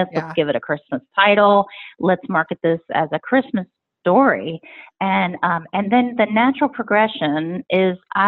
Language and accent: English; right outside of Richmond, Virginia, United States; moved away as an adult; now in Nashville, United States; So right outside of Richmond, Virginia is where I grew up.